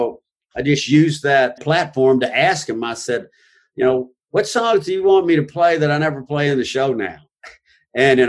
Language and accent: English; Gulf Coast, United States; moved away; also born or lived in Nashville / Key West / California; as a child growing up on the Gulf Coast, I was a beach boy